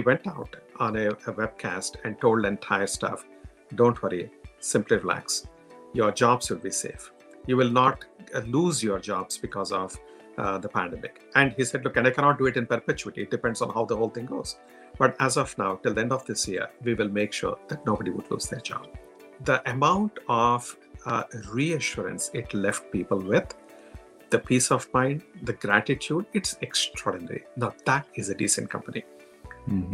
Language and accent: English; India; accent: Indian; moved away; coming from India, with my strong Indian accent